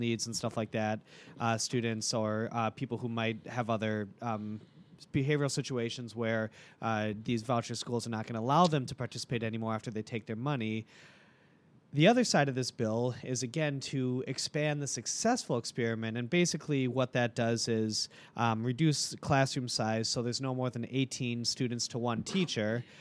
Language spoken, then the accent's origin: English; Milwaukee, Wisconsin, United States; I'm from Milwaukee my whole life